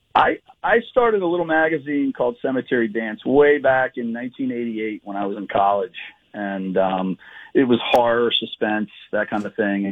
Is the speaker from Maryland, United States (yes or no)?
yes; Edgewood, Maryland, United States; moved away; my hometown of Edgewood, Maryland